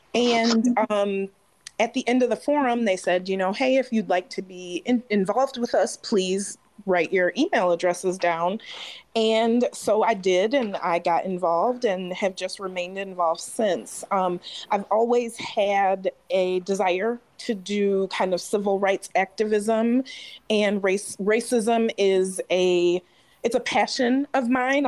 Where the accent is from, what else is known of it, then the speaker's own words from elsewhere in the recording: St. Joseph, Michigan, United States; Some of my closest friends growing up in St. Joe are white.